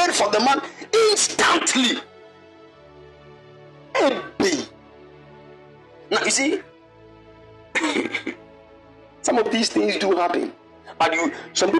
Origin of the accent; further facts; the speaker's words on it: Kumasi, Ashanti, Ghana; moved away as an adult; now in Cape Coast, Ghana; I was born bred dead in Kumasi